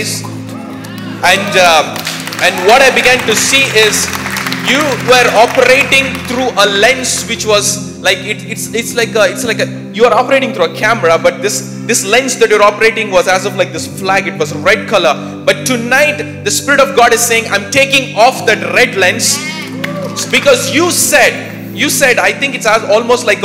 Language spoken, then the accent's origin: English; India; I'm from India